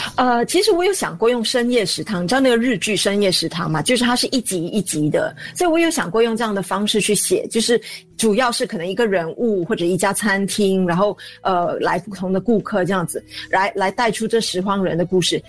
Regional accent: Singapore; 因为我童年是在租赁祖屋里面度过的

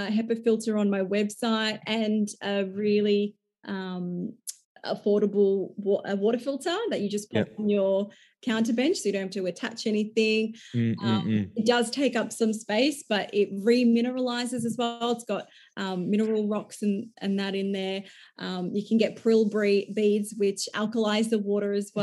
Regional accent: Melbourne, Victoria, Australia; growing up in Melbourne, there's a lot of fast food and drinking culture

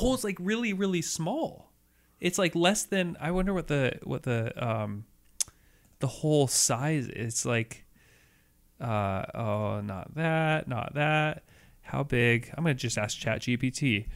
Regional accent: Seattle, Washington, United States; growing up in Seattle, and in two thousand one, as a kid

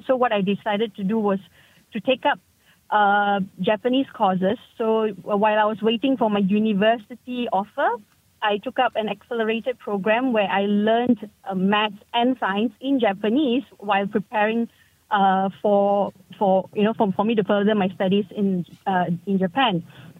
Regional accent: India; my name suggests that I'm an Indian. So yes, my native language or my mother tongue was Tamil, is Tamil, and in my case, it was Malayalam as well. And my first language, though, was English.

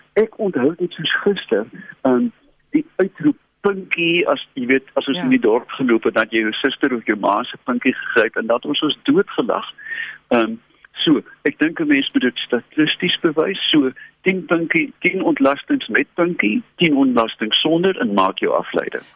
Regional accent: Robertson, Western Cape, South Africa; my dae as kind in Robertson

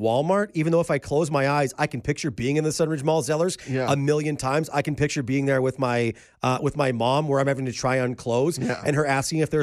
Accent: Calgary, Alberta, Canada; a kid growing up in Northeast Calgary or Upper Southeast Calgary

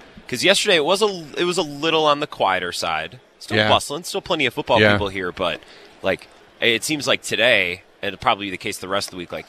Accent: Midwest, United States; also born or lived in Milwaukee, Wisconsin; Midwesterners, you got to take advantage of that because we really suck at saying no.

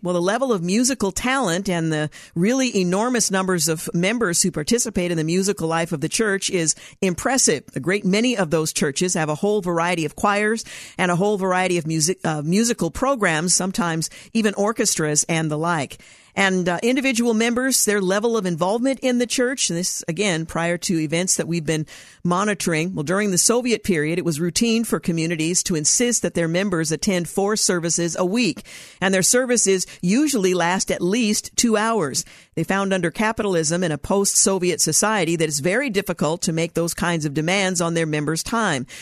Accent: United States; we come from America

